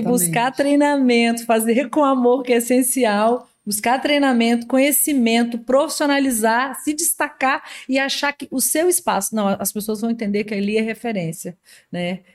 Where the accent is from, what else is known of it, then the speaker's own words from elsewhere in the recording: Minas Gerais, Brazil; now in Espírito Santo, Brazil; sou mineira